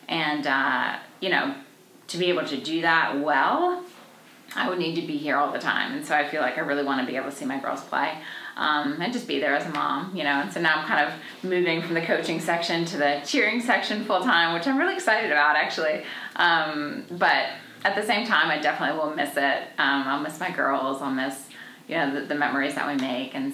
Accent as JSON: {"language": "English", "area": "Washington, D.C. area", "region": "Maryland", "country": "United States", "also_born_or_lived": "Connecticut / Clemson, South Carolina", "moved": "as an adult", "lives_now": "Anderson, United States", "said": "I'm from Washington, D.C. area, from Maryland"}